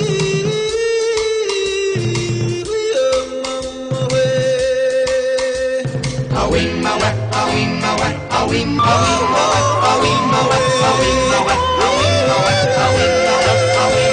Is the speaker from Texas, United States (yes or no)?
no; Cleveland, Ohio, United States; I'm from Cleveland